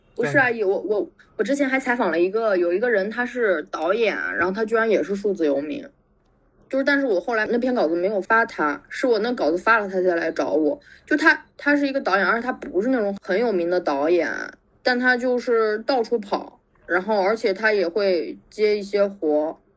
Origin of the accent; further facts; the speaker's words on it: Xi'an, Shaanxi, China; moved away as an adult; also born or lived in Beijing; 我是应该是二零一，嗯，二零一五回西安的吧